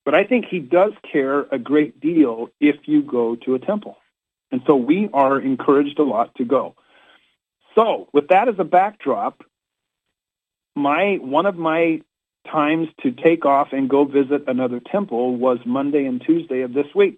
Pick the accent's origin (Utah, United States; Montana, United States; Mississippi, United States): Utah, United States; Orem; now in Washington, D.C. area, United States; One is in Orem, Utah, coincidentally my hometown.